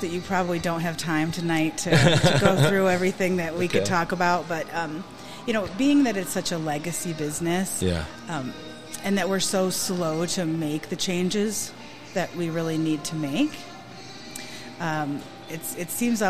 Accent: Michigan, United States; moved away as an adult; now in Grant County, Indiana, United States; I'm from Michigan originally.

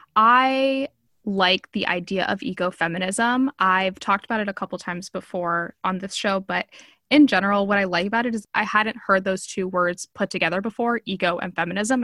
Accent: Miami, Florida, United States; I'm Cuban, I grew up in Miami

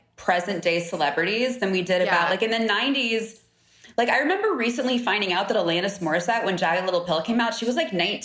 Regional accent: San Diego, California, United States; I grew up in San Diego

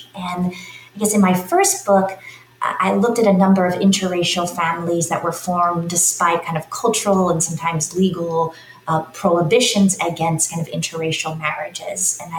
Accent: Philadelphia, Pennsylvania, United States; moved away as an adult; now in California, United States; So I was born in Philadelphia, Pennsylvania, in the 1970s

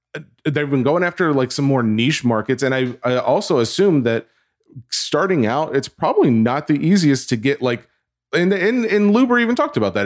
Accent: the South, United States; I'm from the South

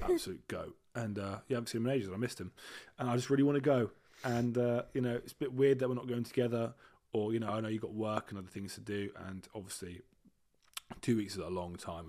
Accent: United Kingdom; also born or lived in Leamington Spa / Dorset; I am British

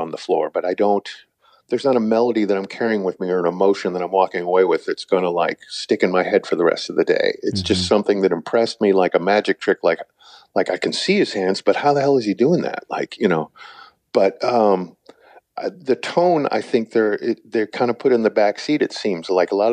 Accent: St. Louis, Missouri, United States; growing up in St. Louis

